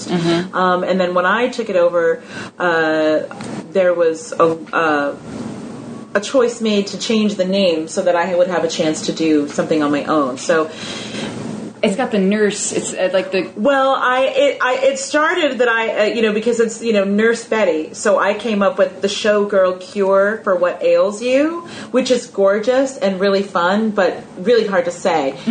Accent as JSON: {"language": "English", "region": "California", "country": "United States", "moved": "as an adult", "lives_now": "New York, United States", "said": "California, and I moved here essentially just to go to school."}